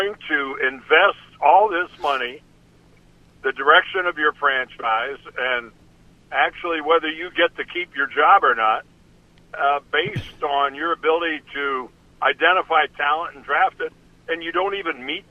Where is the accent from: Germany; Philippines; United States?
United States; Ohio; moved away as an adult; I grew up in Ohio